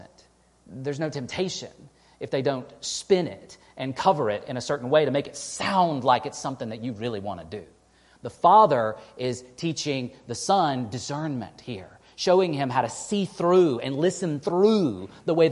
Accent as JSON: {"language": "English", "region": "East Texas", "country": "United States", "tie": "born or raised there", "moved": "yes", "lives_now": "Western New York, United States", "said": "where I grew up in East Texas"}